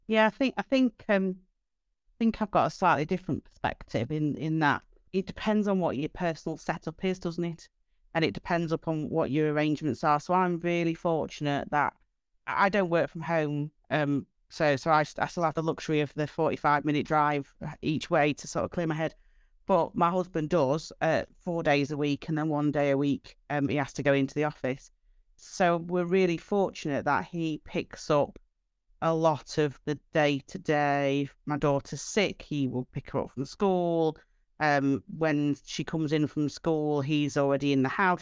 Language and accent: English; Doncaster, Yorkshire and the Humber, United Kingdom; I'm from Doncaster, I, I don't have a posh accent.